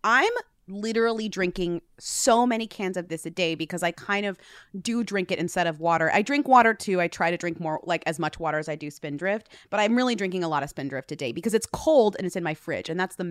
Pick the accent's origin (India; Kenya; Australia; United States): United States; Newton, Massachusetts; It is made in my hometown, weirdly, like it's from Newton, Massachusetts.